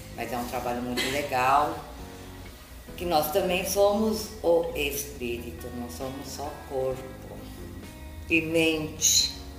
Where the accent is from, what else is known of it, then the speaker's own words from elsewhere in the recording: São Paulo, Brazil; now in Peruíbe, Brazil; eu sou de São Paulo, agora estou morando em Peruíbe